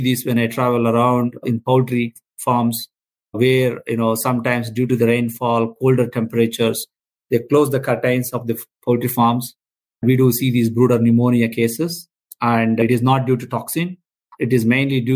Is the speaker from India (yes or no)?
yes; India; I'm a veterinarian from India.